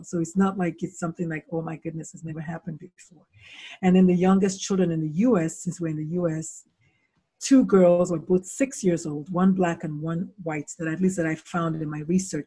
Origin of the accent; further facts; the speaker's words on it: Nigeria; moved away as an adult; also born or lived in South Carolina, United States; now in United States; so I was born in Nigeria, born, born in Nigeria